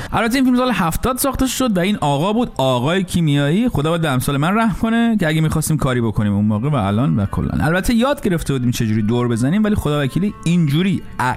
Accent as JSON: {"language": "Persian", "country": "Iran", "moved": "as an adult", "said": "من سالها پیش که از ایران بیرون می اومدم"}